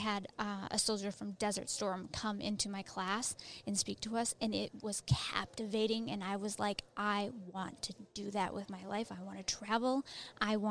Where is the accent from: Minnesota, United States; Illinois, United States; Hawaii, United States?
Minnesota, United States; also born or lived in Maryland; now in Kentucky, United States; I grew up in Minnesota, small town Minnesota, and I graduated from a high school of 60 people